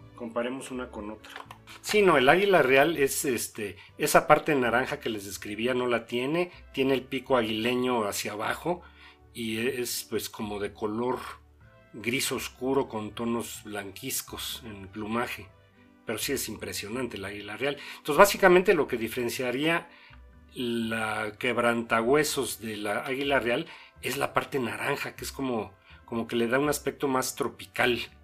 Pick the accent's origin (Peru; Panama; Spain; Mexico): Mexico; Somos, los mexicanos más que nada somos cosmopolitas